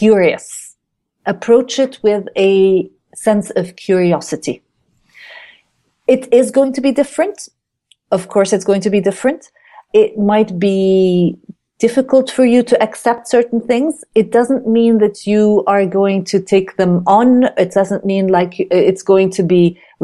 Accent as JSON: {"language": "English", "country": "Kuwait", "tie": "born or raised there", "also_born_or_lived": "Jordan / United States / United Kingdom", "moved": "yes", "said": "I am a Jordanian. I was born in Jordan, but I then was raised in Kuwait"}